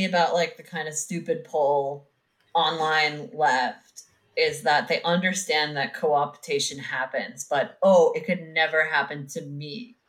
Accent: the South, United States; Yeah, I grew up gay in the South.

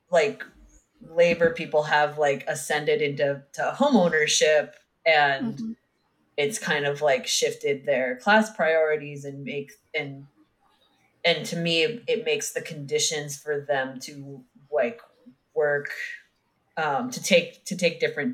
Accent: the South, United States; Yeah, I grew up gay in the South.

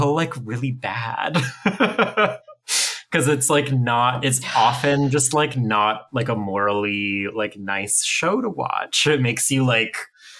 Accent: Ottawa, Ontario, Canada; I grew up in Ottawa and went to the downtown high school

